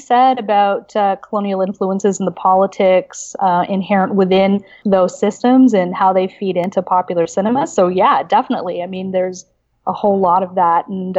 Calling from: Toronto, Ontario, Canada; So I am in Toronto. I'm squatting in my partner's office, but technically I'm at Queens.

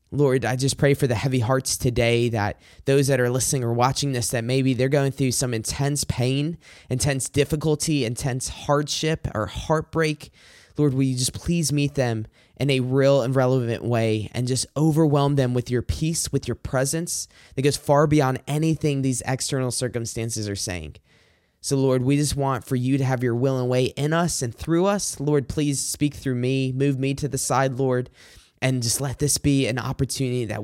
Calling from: Macomb, Michigan, United States; I'm recording this from Macomb, Michigan.

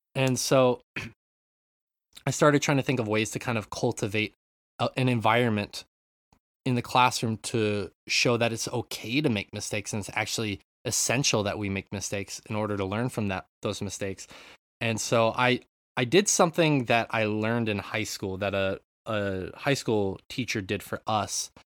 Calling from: Japan; I'm calling in from Japan

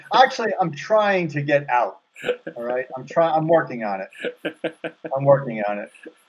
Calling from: Wichita, Kansas, United States; Wichita, Kansas.

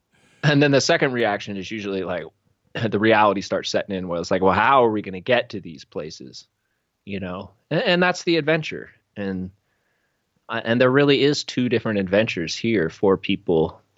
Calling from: Ashland, Oregon, United States; once again, I'm coming from Ashland, Oregon.

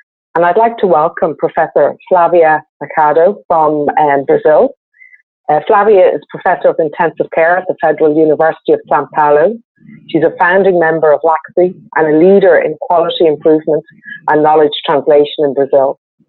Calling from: Ireland; I'm dialing in from Ireland.

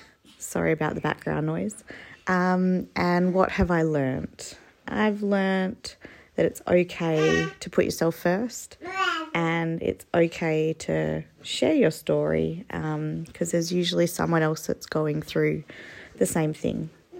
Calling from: Perth, Western Australia, Australia; I'm listening from Perth.

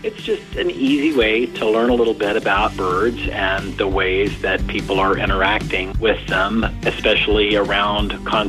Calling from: Nashville, Tennessee, United States; I am calling you from Nashville, Tennessee.

